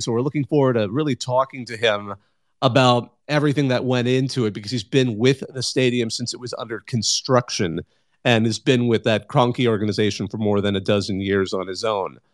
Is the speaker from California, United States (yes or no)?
yes; Central Valley, between Fresno and Bakersfield, California, United States; I grew up in the Central Valley in between Fresno and Bakersfield